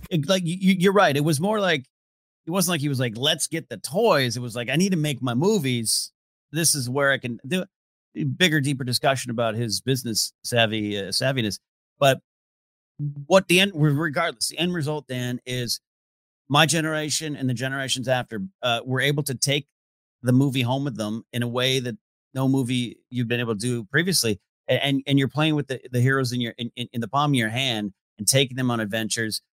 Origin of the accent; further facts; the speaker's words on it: Rio Grande, California, United States; my hometown of Rio Grande, California